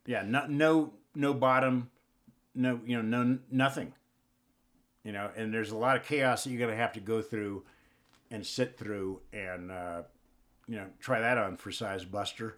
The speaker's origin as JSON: {"language": "English", "town": "Upland", "region": "California", "country": "United States", "tie": "born or raised there", "also_born_or_lived": "Indio, California / Claremont, California / Pomona, California", "said": "I grew up in Upland and the, the Claremont, Pomona area."}